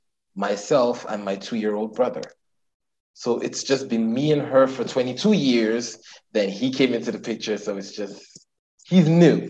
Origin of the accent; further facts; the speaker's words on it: Nigeria; as a queer Nigerian living in Nigeria